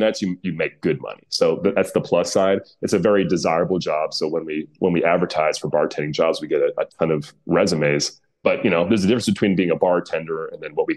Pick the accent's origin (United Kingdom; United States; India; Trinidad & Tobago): United States; accent: American; my American accent